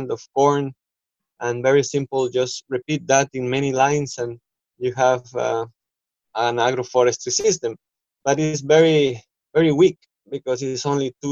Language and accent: English; Costa Rica; moved away as an adult; now in Ecuador; I am originally from Costa Rica in Central America